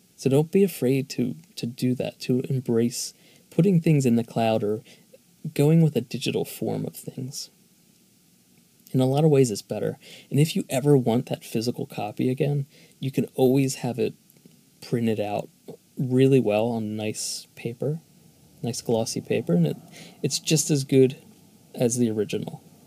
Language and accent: English; Philadelphia, Pennsylvania, United States; Philadelphia is my hometown